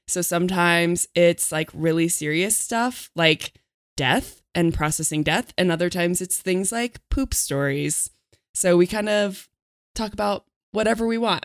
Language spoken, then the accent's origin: English; a farm town near Denver, Colorado, United States; all the churches in my hometown were uh, had a lotta, uh, old people 'cause I was in a farm town